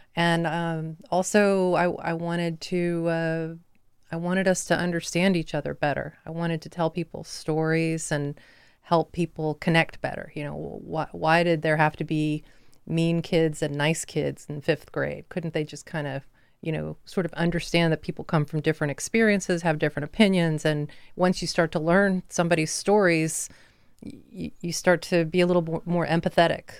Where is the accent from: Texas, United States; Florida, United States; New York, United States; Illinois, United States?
Florida, United States; Lake City; moved away as an adult; also born or lived in Chapel Hill, North Carolina / Central Massachusetts; now in Delaware, United States; I grew up in the Deep South, um, in North Central Florida, up right against the Georgia line